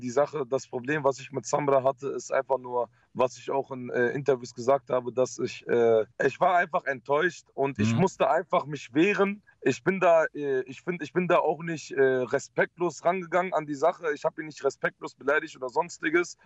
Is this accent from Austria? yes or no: no; Netherlands; moved away; ich habe Familie in Holland und ich mhm. bin auch zum Teil aufgewachsen in Holland